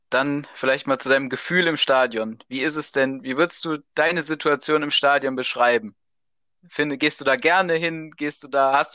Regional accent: Bergisches Land, North Rhine-Westphalia, Germany; ich komme ja auch aus dem Bergischen Land

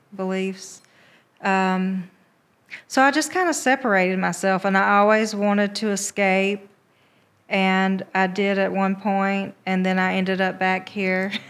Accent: Americus, Georgia, United States; born or raised there; moved away as an adult; also born or lived in Albany, Georgia / Columbus / Atlanta

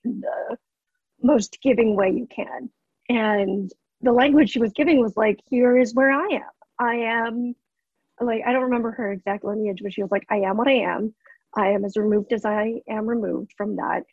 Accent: United States; I'm fourth generation Japanese, so I'm like in terms of my lineage and my culture. Like I'm removed, I'm American Japanese

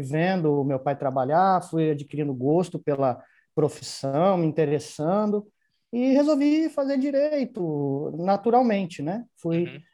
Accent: Ribeirão Preto, São Paulo, Brazil; eu sou natural de Ribeirão Preto

